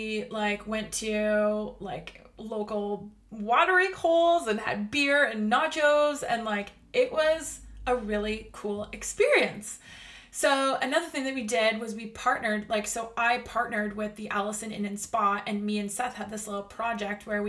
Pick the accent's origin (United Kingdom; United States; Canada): Canada; I'm Canadian